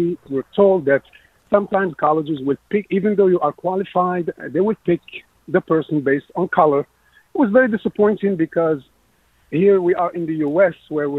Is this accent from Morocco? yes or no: yes; Morocco; moved away as an adult; now in United States; So I'm an immigrant from Morocco.